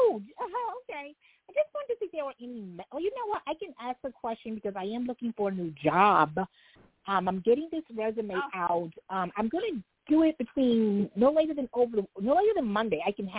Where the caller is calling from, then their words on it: New York, United States; New York.